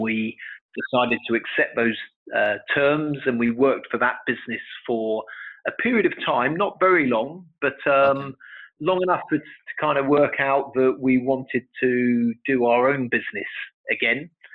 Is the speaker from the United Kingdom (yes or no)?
yes; London, United Kingdom; I was born in London. Okay. And I went to school in, in London here in the UK.